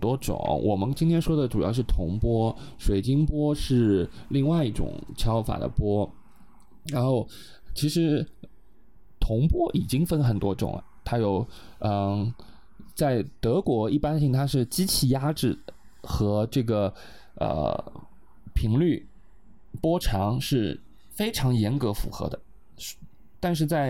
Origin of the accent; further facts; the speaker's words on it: Tibet, China; 然后我想，我们西藏人真的会这个东西吗？然后我就很好奇的跑过去看，然后发现我们的西藏没有这些东西。